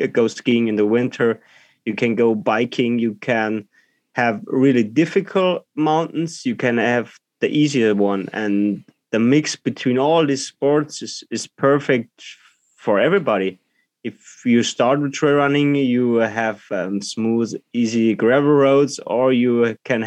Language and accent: English; Southern Germany, Germany; English is a second language; I'm from Germany, from the south part. So I live direct in the beginning of the Alps, so close to Austria